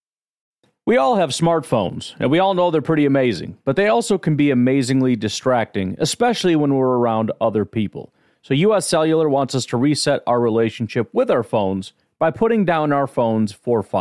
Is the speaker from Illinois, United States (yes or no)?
yes; Chicago, Illinois, United States; I grew up in the Chicago area